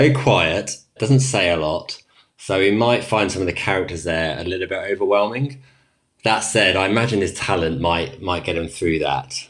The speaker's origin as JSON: {"language": "English", "town": "Prestwood", "region": "South East England", "country": "United Kingdom", "tie": "born or raised there", "accent": "English", "moved": "as an adult", "lives_now": "Switzerland", "said": "So I grew up in Bucks. I grew up in Prestwood, which about 10 minutes away from Wycombe"}